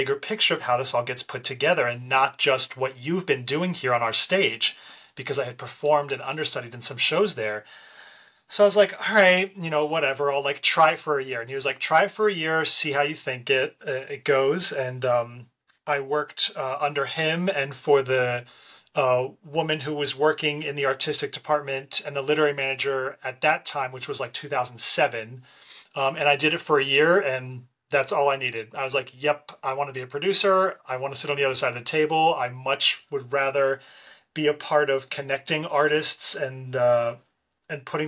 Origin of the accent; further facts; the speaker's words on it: Lancaster, Pennsylvania, United States; now in Philadelphia, United States; I'm a Pennsylvania boy, so I was born and raised in Lancaster, Pennsylvania